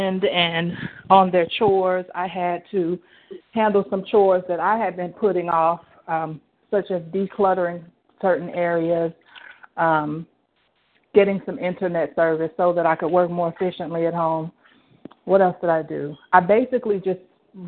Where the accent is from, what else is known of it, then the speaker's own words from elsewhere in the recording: Gastonia, North Carolina, United States; I'm from Gastonia, North Carolina